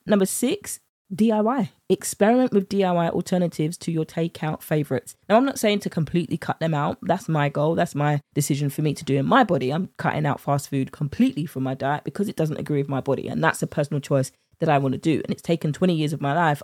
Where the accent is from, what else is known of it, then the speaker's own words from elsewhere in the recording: United Kingdom; accent: British; my British accent